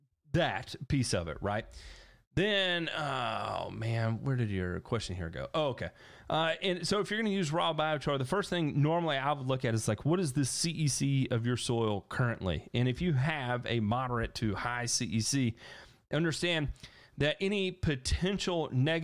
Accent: Indiana, United States; Growing up in Indiana, you end up being a Notre Dame football fan and Indiana basketball fan.

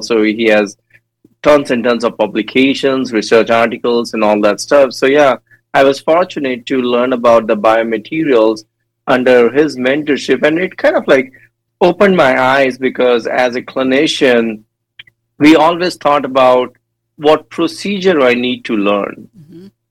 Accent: India; moved away; I born and raised in India, and I did my dental school back in India as well.

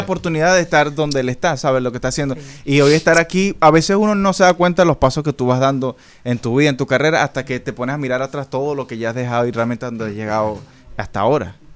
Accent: Venezuela; now in Dominican Republic

